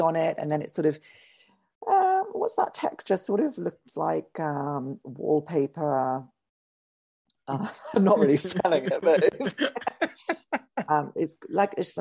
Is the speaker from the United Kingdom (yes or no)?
yes; England, United Kingdom; as an English person